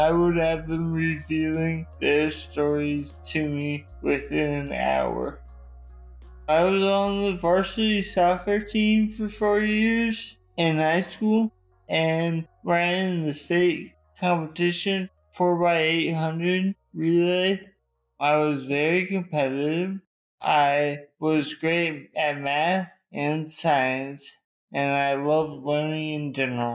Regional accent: Ohio, United States; moved away as an adult; also born or lived in Chicago; I grew up in Ohio

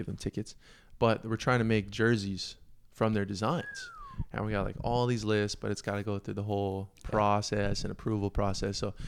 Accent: Hawaii, United States; I'm Native Hawaiian

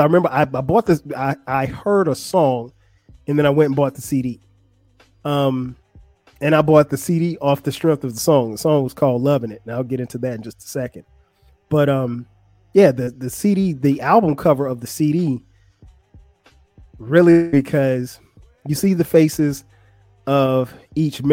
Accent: South Carolina, United States; I'm from South Carolina

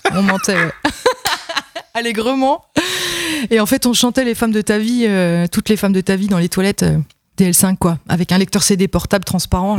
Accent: Vesoul, Bourgogne-Franche-Comté, France; accent: Franc-comtois; moved away; also born or lived in Besançon; je suis de Vesoul

